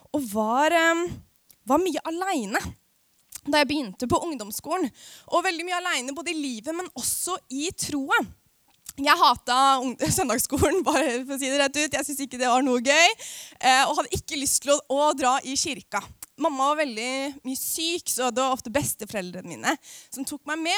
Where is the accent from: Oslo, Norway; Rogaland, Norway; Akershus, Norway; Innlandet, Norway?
Akershus, Norway; Aurskog-Høland; jeg kommer jo fra Norges styggeste bygd, som heter Aurskog-Høland på Østlandet